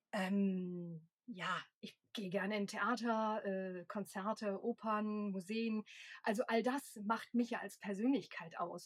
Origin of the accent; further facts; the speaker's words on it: Cologne, North Rhine-Westphalia, Germany; moved away as an adult; now in Leipzig, Germany; gebürtige Kölnerin